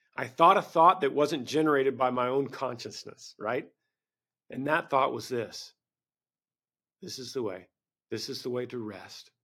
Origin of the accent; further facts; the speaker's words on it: Bible Belt, Southern United States, United States; I grew up in the Bible Belt